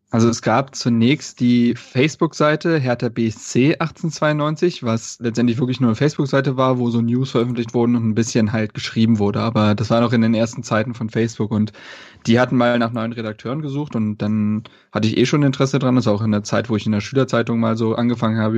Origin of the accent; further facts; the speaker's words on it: Berlin, Germany; Also ähm, wie gesagt, ich bin in Berlin groß geworden